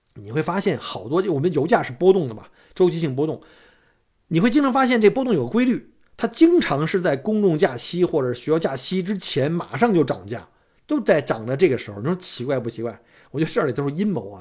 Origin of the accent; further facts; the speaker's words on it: Beijing, China; now in Australia; 我们北京人这个早晨这种逗子将油小的文化